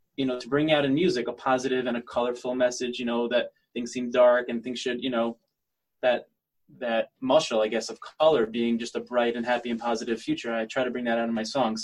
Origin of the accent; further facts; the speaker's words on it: United States; now in Israel; I'm living in Israel as an American singer